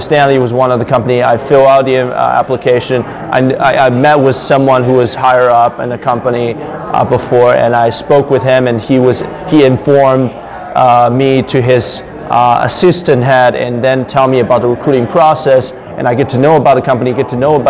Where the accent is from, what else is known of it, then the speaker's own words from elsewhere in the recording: Shanghai, China; now in New York, United States; I'm originally from Shanghai, China.